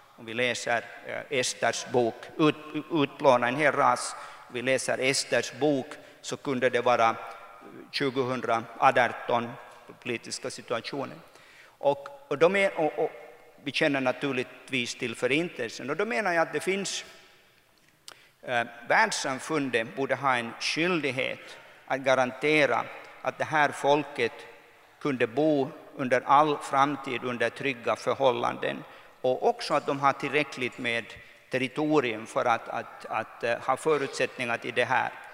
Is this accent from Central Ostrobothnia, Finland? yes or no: yes; Kokkola, Central Ostrobothnia, Finland; moved away as an adult; also born or lived in Brussels / New York; jag växte upp här i Karleby att, att man var inte från Karleby, man var från Soka